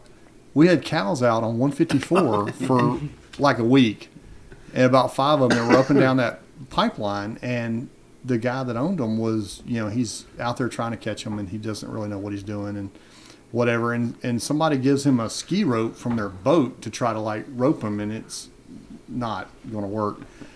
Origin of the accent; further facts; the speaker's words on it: Fayette County, Georgia, United States; also born or lived in New Mexico / Carrollton, Georgia; But Fayette County, my family moved to Fayette County in like 1820. Oh, wow. So deep history there. That's where we farmed and grew up.